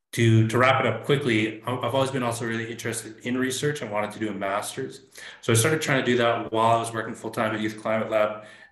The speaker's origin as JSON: {"language": "English", "town": "Inuvik", "region": "Northwest Territories", "country": "Canada", "moved": "yes", "lives_now": "Saskatoon, Canada", "said": "I'm originally from Inuvik Northwest Territories, homeland of the Gwich’in First Nation. But I've been in Saskatoon for quite some time"}